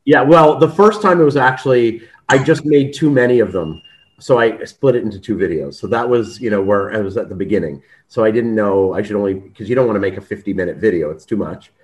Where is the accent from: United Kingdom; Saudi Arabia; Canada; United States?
Canada; moved away as an adult; now in Israel; I'm Canadian